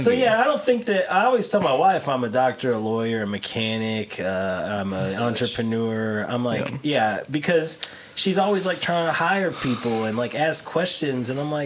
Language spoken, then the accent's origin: English; Portland, United States; I'm from Portland. I don't care.